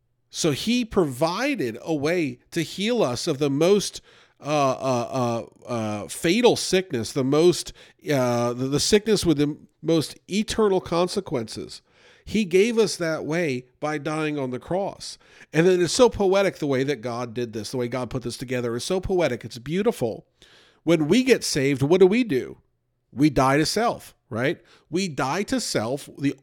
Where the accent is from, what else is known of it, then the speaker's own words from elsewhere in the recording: Louisville, Kentucky, United States; born there; I was born there in Louisville, Kentucky. I have not spent that much time in Kentucky, but I was born there.